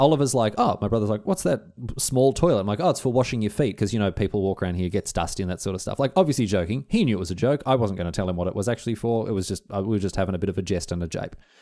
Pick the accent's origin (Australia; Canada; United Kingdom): Australia; being Australian, when I was in England